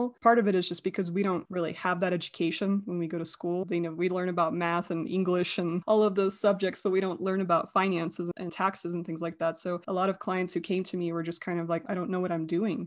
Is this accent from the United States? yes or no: yes; United States; also born or lived in Russia; And then we went to America